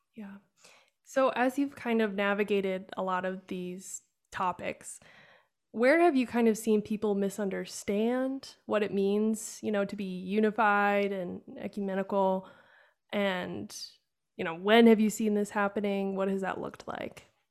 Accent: Wisconsin, United States; growing up in Wisconsin, which is very, uh, German.

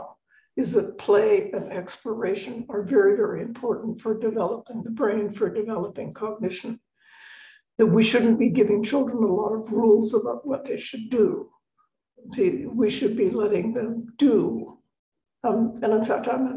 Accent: Victoria, British Columbia, Canada; moved away; also born or lived in Boston; I grew up in Victoria on the west coast of Canada

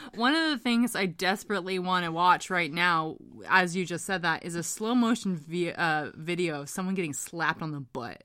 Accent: Hamilton, Ontario, Canada; As a kid growing up in Hamilton, Ontario

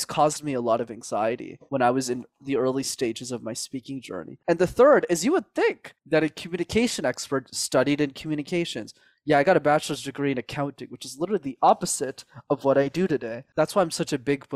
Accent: Montreal, Quebec, Canada; I grew up in Montreal

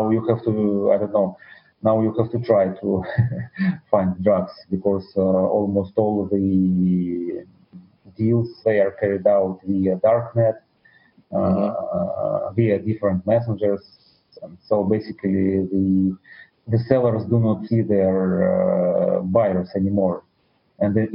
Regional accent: Russia; English is a second language; I was born in the Soviet Union

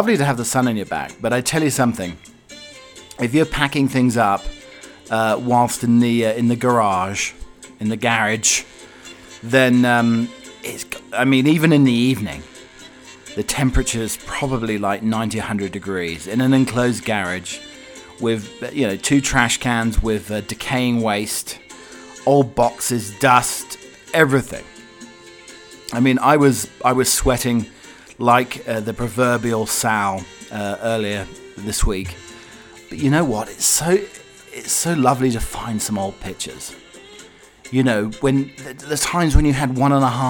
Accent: United Kingdom; now in Colorado, United States; your British butler

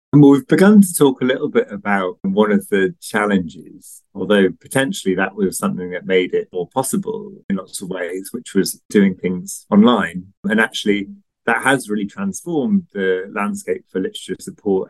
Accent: Basingstoke, South East England, United Kingdom; I was actually born in Basingstoke, very near a library

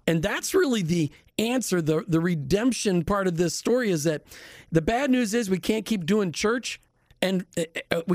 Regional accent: Minnesota, United States; I grew up in Minnesota

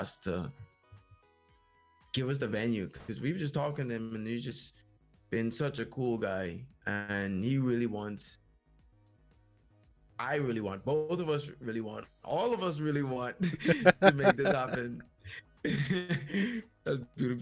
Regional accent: Bahamas

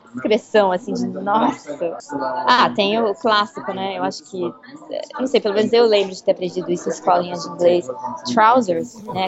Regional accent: Brazil; moved away as an adult; now in London, United Kingdom; eu sou do Brasil

